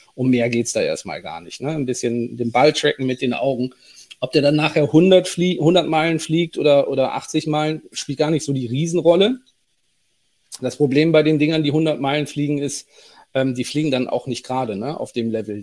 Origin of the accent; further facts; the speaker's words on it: Cologne, North Rhine-Westphalia, Germany; ich bin gebürtiger Kölner